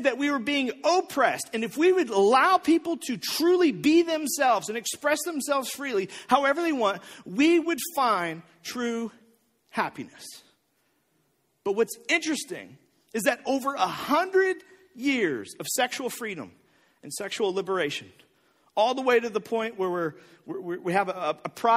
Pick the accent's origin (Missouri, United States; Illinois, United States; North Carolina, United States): Missouri, United States; O'Fallon; also born or lived in Bridgeton; even when I was in middle school, we lived in O'Fallon.